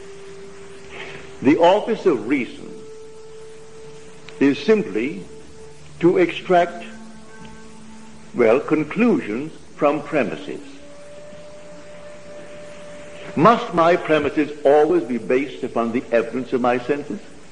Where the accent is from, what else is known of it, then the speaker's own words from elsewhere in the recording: United Kingdom; moved away as an adult; now in United States; being a citizen of Britain